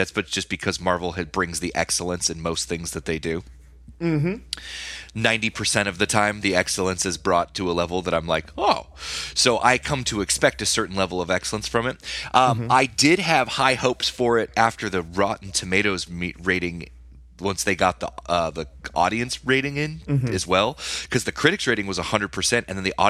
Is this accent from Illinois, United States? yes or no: no; California, United States; Growing up near Universal as a kid, like you know, and being a film kid